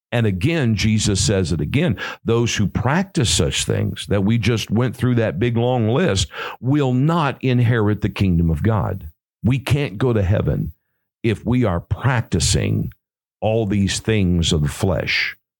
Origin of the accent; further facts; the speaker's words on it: St. Louis, Missouri, United States; moved away; also born or lived in California; I'm from St. Louis